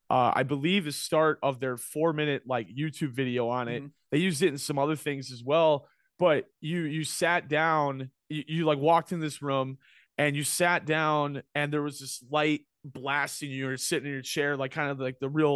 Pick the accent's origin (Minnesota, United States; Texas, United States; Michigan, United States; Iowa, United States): Minnesota, United States; Minneapolis; In Cub Scouts growing up in Minneapolis, we had a bit where you'd go to the Twins game.